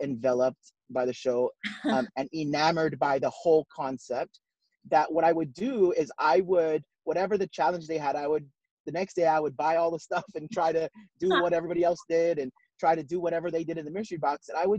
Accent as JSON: {"language": "English", "area": "north shore of Oahu", "region": "Hawaii", "country": "United States", "tie": "born or raised there", "moved": "yes", "lives_now": "Silver Spring, United States", "said": "I grew up in Hawaii, small town on the north shore of Oahu. I'm the oldest of 9 kids."}